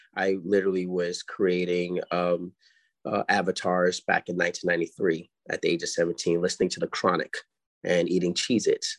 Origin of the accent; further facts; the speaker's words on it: New York City, New York, United States; I come from Harlem